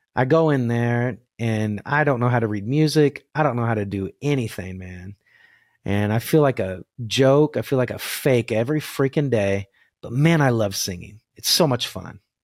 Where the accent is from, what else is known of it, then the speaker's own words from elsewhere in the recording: Arkansas City, Kansas, United States; also born or lived in Winfield, Kansas; I grew up in Ark City